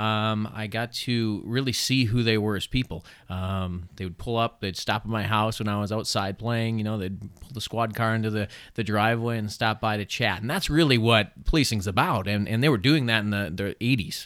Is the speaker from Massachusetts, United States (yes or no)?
no; Chippewa Falls, Wisconsin, United States; I grew up in Chippewa Falls, not too far, uh, from here, right?